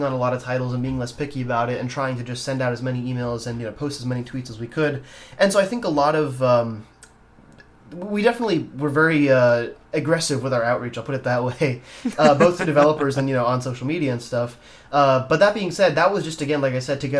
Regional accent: India; moved away; I'm from India originally, and I have family there.

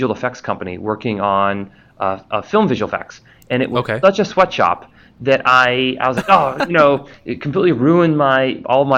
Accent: Washington D.C. and then New York City, East Coast, United States; I grew up on the East Coast in D.C. and then New York City

